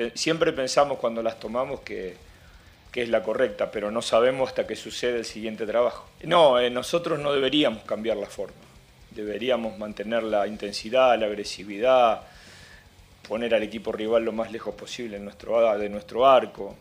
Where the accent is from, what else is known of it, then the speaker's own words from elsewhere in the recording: Argentina; moved away; Yo soy argentino